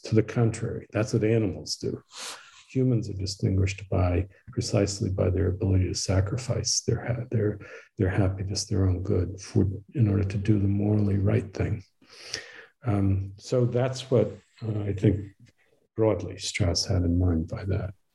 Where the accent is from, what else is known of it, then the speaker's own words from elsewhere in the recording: Northeast, United States; now in Waco, United States; I was raised in the Northeast